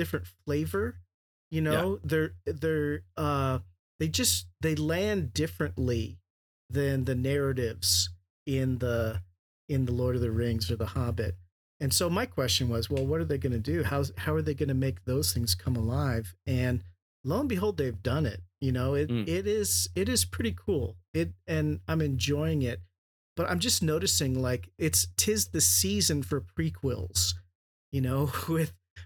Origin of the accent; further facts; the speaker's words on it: San Diego, California, United States; now in Boise, United States; I grew up in San Diego